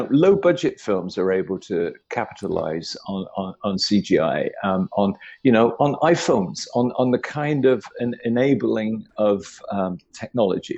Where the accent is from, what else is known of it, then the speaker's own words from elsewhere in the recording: United Kingdom; I grew up in Britain in the 60s.